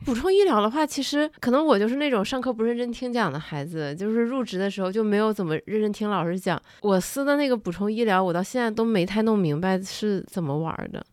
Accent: Northeast China, China; now in Beijing, China; 我老家，东北老家

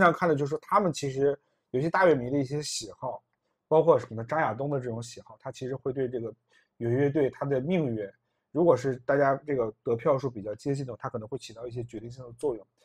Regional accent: Northeast China, China; 我也是个东北人

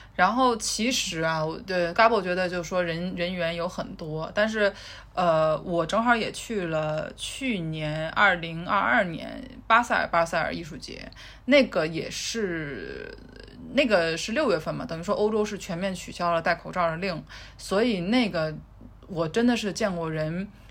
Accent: China; now in London, United Kingdom; 我们中国人

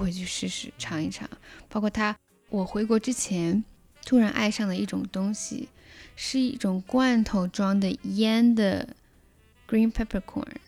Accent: China; now in Canada; 我们中国人

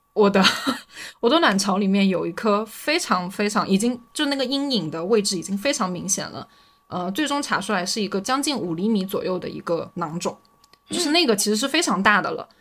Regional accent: Anhui, China; now in Shenzhen, China; 因为我是安徽人

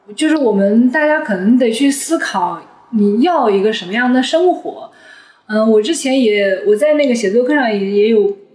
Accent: China; 我们啊，中国人好像很容易有这个问题

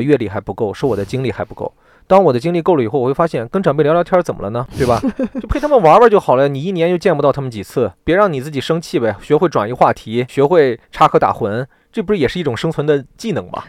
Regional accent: rural Shandong, China; moved away; 我的家乡

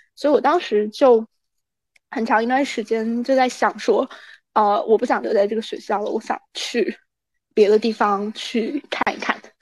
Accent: Anhui, China; moved away as an adult; also born or lived in Shanghai; now in Sydney, Australia; 因为我是那个安徽人嘛，然后我，我觉得我们安徽人的宿命就是跑路，就是离开。就是你大，你往小了说，就是你离开这个城市，然后你去合肥啊这种。你往大了说，你就是去江浙沪，然后去上海

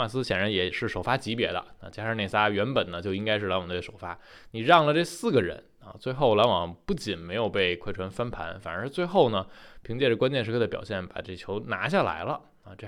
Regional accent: Taichung, Taiwan; 欢迎来到篮球新事，

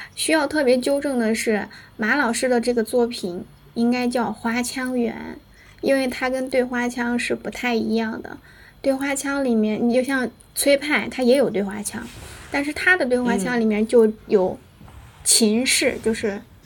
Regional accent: Anyang, Henan, China; 河南安阳，在渝北地区，就我的家乡

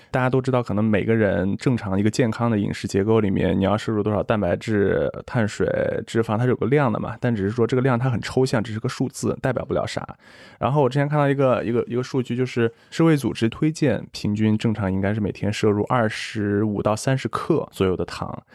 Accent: Xi'an, Shaanxi, China; moved away as an adult; also born or lived in United States; 我是西安人，应该和你差不多，就是当地都是以面食为主的，从小就是吃凉皮儿、肉夹馍、泡馍、扯面、油泼面

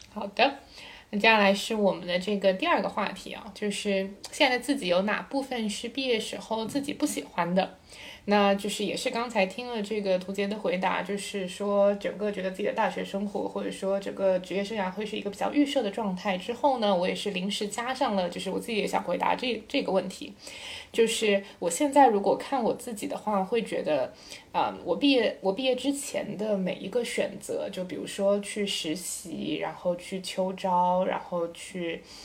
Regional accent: Shanghai, China; 我是上海土著，然后复旦的本科

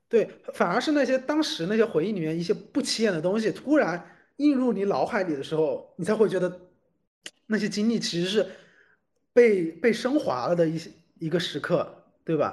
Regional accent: Hubei, China; moved away; 我当时回老家准备考研，就是冬天的嗯。时候嘛，然后我们老家那边其实是有个地方有一个大的一个人行天桥的

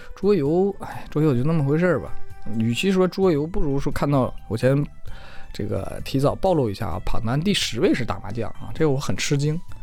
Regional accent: Jiayin, Heilongjiang, China; 自己也成长于一个叫嘉音的县城

